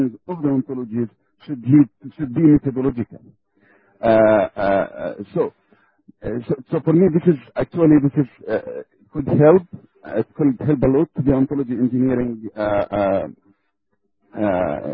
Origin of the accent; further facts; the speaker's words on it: Belgium; I'm from Belgium